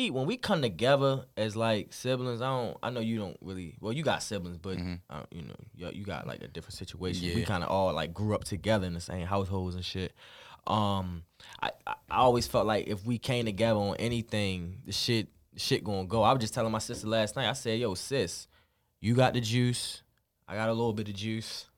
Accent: Baltimore, Maryland, United States; from over east

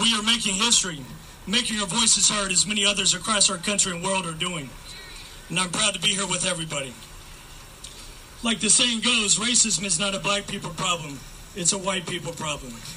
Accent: Oakland, California, United States; I grew up here in Oakland and actually graduated from Tech back in 04

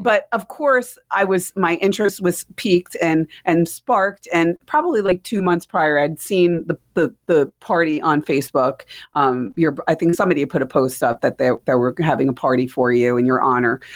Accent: New Jersey, United States; now in Mooresville, United States; we're from New Jersey. Everybody in North Carolina thinks that we're from New York, and I'm like, no, this isn't a New York accent

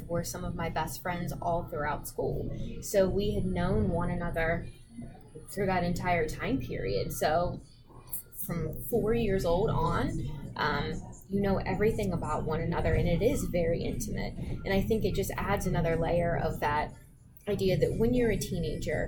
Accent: Wheeling, West Virginia, United States; I grew up in Wheeling, West Virginia, which was a very small town.

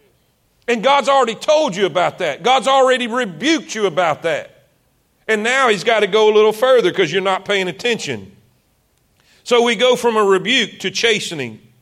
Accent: South Florida, United States; moved away as an adult; also born or lived in South Carolina; I'm from South Florida. Way South Florida.

